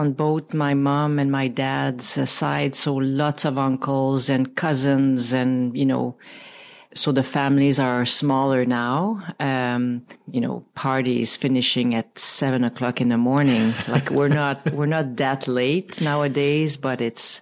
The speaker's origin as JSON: {"language": "English", "town": "Val-des-Sources", "region": "Quebec", "country": "Canada", "tie": "born or raised there", "also_born_or_lived": "Sherbrooke", "second_language": "English", "moved": "as an adult", "said": "my dad was from my hometown, like used to call Asbestos, small mining town. Now renamed 3 or 4 years ago, Val des Sources"}